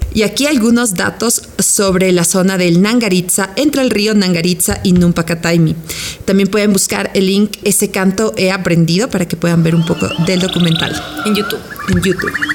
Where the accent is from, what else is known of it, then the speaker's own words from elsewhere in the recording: Ecuador; moved away; ahí en mi país